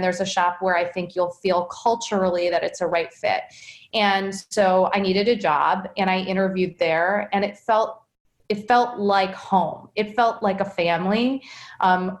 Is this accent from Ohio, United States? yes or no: yes; Cleveland, Ohio, United States; also born or lived in Boston; I grew up here in Cleveland